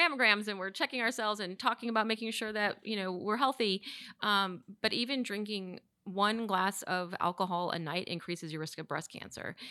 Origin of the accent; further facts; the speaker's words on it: Chicago, Illinois, United States; now in Charlotte, United States; I'm from Chicago